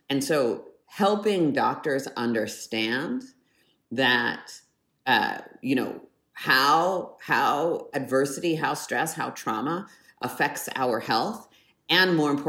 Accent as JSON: {"language": "English", "country": "Canada", "tie": "born there", "said": "I was born in Canada my dad did his postdoctorate work at University of British Columbia"}